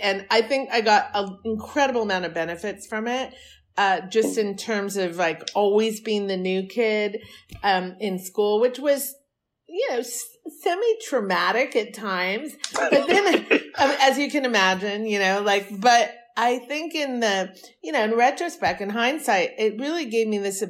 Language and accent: English; San Francisco Bay Area, Northern California, United States; also born or lived in New York City / Europe; now in Los Angeles, United States; I was raised in Northern California in the San Francisco Bay Area.